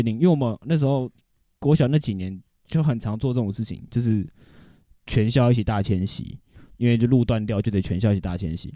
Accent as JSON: {"language": "Chinese", "region": "Taipei", "country": "Taiwan", "tie": "born or raised there", "said": "小时候在台北"}